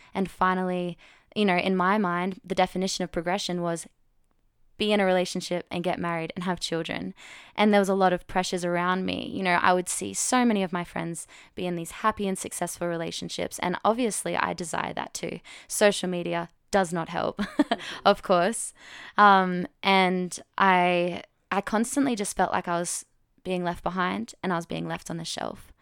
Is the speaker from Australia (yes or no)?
yes; Australia; I'm twenty-six from Australia